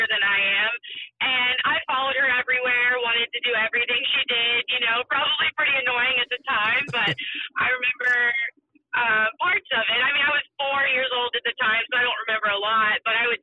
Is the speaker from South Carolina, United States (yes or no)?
yes; Mount Pleasant, South Carolina, United States; born or raised there; now in Florida, United States